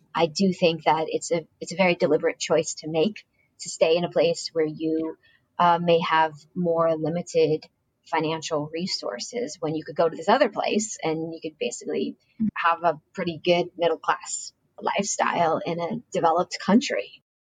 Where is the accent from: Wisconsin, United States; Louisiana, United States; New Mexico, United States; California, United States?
California, United States; Silicon Valley; we're from Silicon Valley